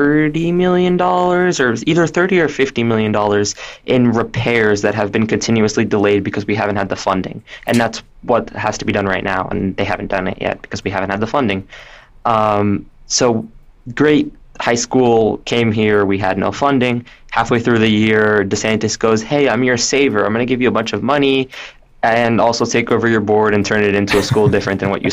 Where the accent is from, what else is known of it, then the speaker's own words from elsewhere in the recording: Miami, Florida, United States; I grew up in Miami, went to magnet school for high school